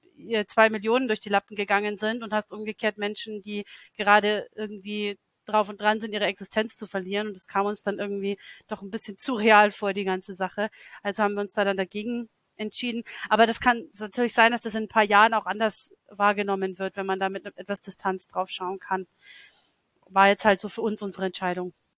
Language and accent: German; Lower Bavaria, Germany; das ist meine Heimatstadt, in der ich aufgewachsen bin. Das ist ganz anders, weil das ist natürlich so ein niederbayerisches Provinzkaff und nicht London.